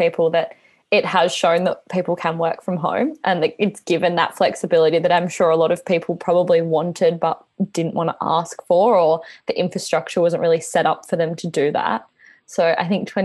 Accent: Perth, Western Australia, Australia; moved away as an adult; now in Melbourne, Australia; I'm actually originally from Perth, and I moved here 4 years ago now

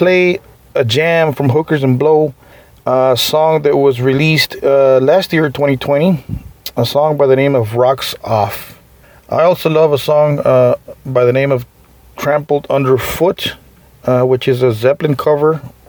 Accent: Eagle Pass, Texas, United States; they're going to hit my hometown of Eagle Pass, Texas on Thursday, May 20th.

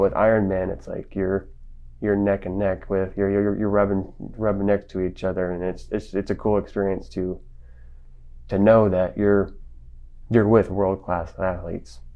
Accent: Las Vegas, Nevada, United States; also born or lived in Springfield, Missouri; now in Salt Lake City, United States; I grew up in Las Vegas

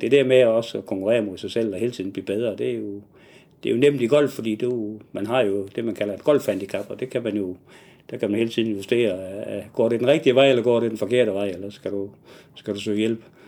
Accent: Nyborg, Southern Denmark, Denmark; moved away as an adult; also born or lived in Southern Jutland / Haderslev; now in Odense, Denmark; så jeg er oprindeligt fra Nyborg, men har tilbragt det meste af mit voksenliv nede i Sønderjylland

